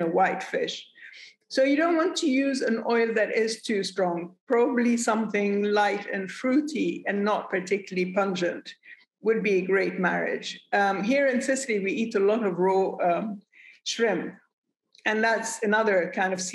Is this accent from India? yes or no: no; Lebanon; I come from Lebanon.